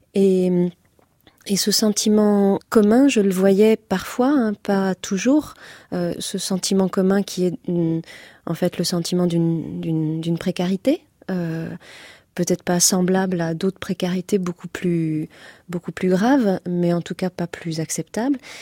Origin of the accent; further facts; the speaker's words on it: near Nantes, Pays de la Loire, France; à côté de Nantes. là d'où je viens